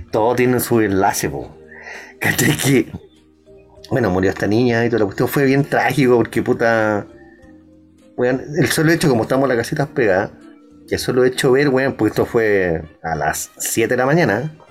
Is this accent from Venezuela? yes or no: yes; Venezuela; los que están ahora, que pues, somos venezolanos.